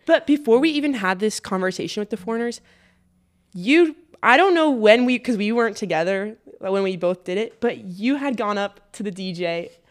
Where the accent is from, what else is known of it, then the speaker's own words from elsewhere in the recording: United States; I am American